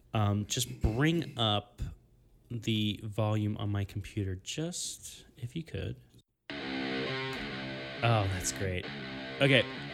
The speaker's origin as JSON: {"language": "English", "town": "Pittsburgh", "region": "Pennsylvania", "country": "United States", "accent": "Pittsburgh", "said": "That was my Pittsburgh accent."}